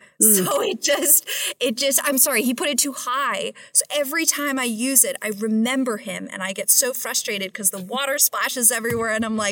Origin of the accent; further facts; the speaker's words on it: New York, United States; now in Philadelphia, United States; And as a New Yorker, I would never think that I would ever own a piece of property in the state of New Jersey.